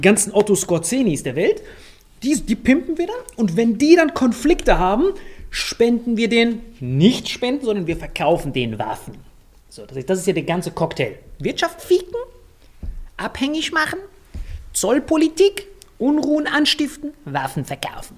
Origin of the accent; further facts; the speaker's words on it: Morocco; now in Germany; aus meinem Heimatland